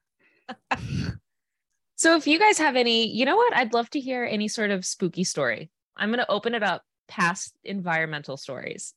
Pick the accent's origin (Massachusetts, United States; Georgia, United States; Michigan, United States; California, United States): Massachusetts, United States; I'm from Mass